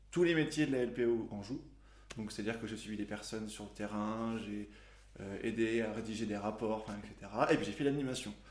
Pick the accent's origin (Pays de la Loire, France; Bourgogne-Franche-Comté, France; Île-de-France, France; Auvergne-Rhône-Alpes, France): Pays de la Loire, France; La Pommeraye; La Pommeraye.